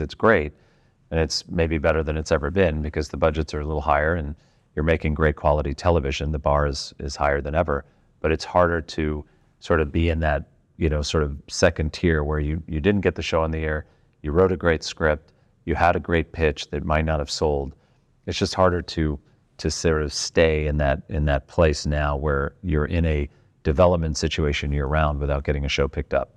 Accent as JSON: {"language": "English", "country": "United States", "said": "as an American"}